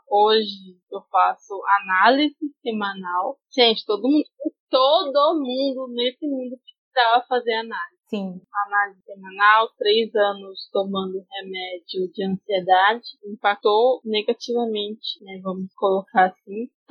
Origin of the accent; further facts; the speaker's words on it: Campo Grande, Mato Grosso do Sul, Brazil; Aí eu saí de Campo Grande, meus pais não moravam, não tinha mais como ficar em Campo Grande.